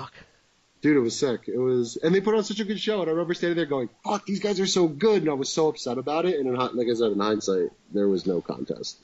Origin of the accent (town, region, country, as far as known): Wayne, New Jersey, United States; born or raised there